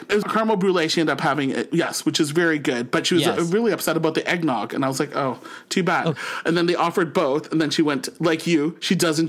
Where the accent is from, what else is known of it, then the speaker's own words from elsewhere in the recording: St. Catharines, Ontario, Canada; now in Ottawa, Canada; born and raised in St. Catharines, Ontario, and now living in the nation's capital of Ottawa.